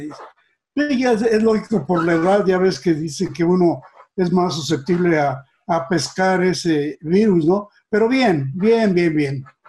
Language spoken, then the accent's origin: Spanish; Mexico City, Mexico; also born or lived in Pachuca, Hidalgo; nací allá, pero muy joven, eh, nos trajo mi, papá a la capital